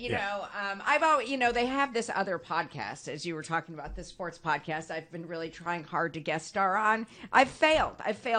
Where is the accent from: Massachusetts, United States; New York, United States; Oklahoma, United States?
New York, United States; Buffalo; I'm born and raised in Buffalo